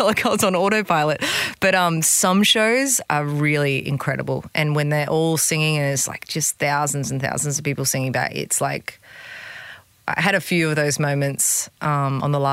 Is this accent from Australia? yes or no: yes; Gold Coast, Queensland, Australia; I'm just from the Gold Coast